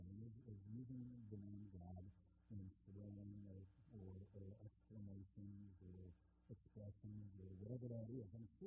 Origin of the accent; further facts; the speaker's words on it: Minnesota, United States; growing up in Minnesota